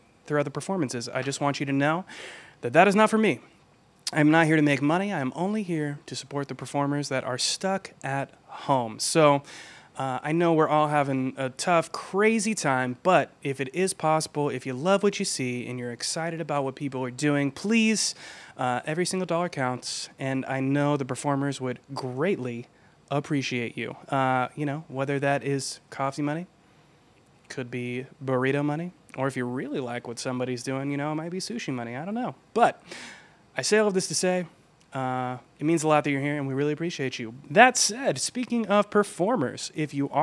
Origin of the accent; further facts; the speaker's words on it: Georgia, United States; my home state of Georgia